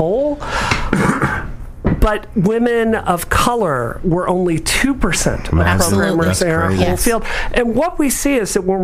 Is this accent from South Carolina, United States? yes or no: no; Mississippi, United States; now in Massachusetts, United States; I grew up in Mississippi, which is the heart of racism, yes, in the United States